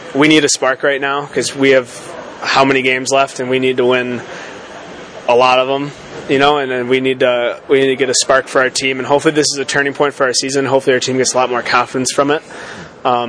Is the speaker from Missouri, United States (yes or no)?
no; Michigan, United States; I'm from Michigan